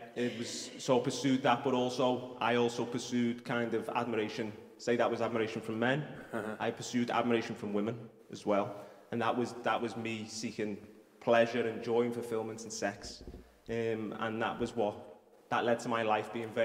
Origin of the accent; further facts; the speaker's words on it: Liverpool, North West England, United Kingdom; accent: Scouse; I'm from Toxteth, just down the road